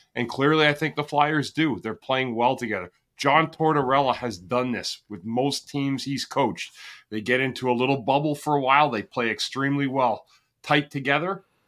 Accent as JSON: {"language": "English", "town": "Ottawa", "region": "Ontario", "country": "Canada", "said": "I'm from Ottawa"}